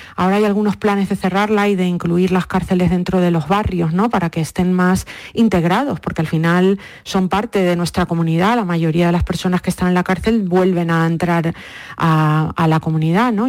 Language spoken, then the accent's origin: Spanish; Lanzarote, Canary Islands, Spain; moved away as an adult; also born or lived in Madrid / New York; now in United States; Yo pues nací, mm, eh, me crié en Lanzarote